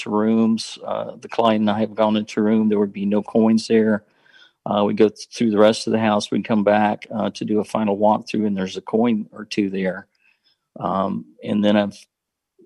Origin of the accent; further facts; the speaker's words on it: the South, United States; I was raised in the Baptist church here in the South